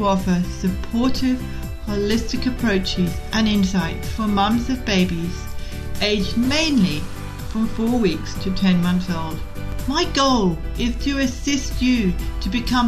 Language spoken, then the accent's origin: English; Scotland, United Kingdom; moved away; I was brought up in Scotland